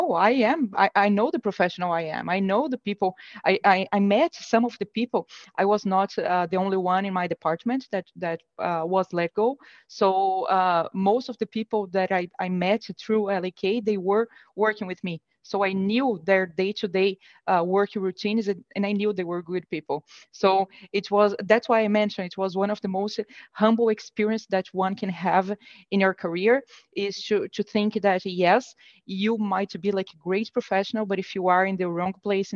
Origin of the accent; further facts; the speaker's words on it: Brazil; moved away as an adult; now in United States; I'm born and raised in Brazil, and about 7, 8 years ago, I moved to the US